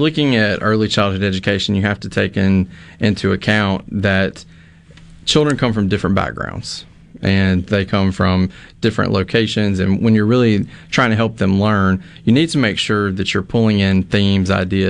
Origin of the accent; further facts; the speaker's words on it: Mississippi, United States; I'm from Neshoba County, and the Choctaw Indian tribe is located there. It's a big part of, you know, that area. I grew up going to the Choctaw Indian Fair.